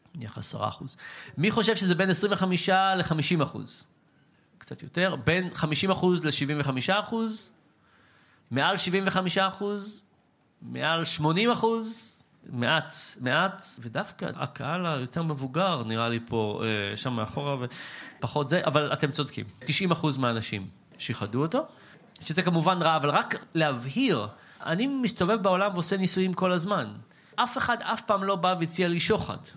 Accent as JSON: {"language": "Hebrew", "country": "Israel", "said": "בתור ישראלי"}